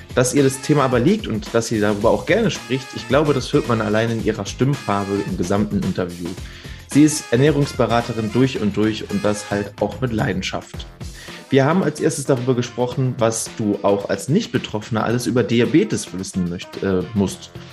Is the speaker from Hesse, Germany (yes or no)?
no; Hamburg, Germany; moved away; also born or lived in Spandau, Berlin; gebürtiger Hamburger. Habe ich nicht immer in Hamburg gelebt, sondern auch äh, jahrelang in Spandau.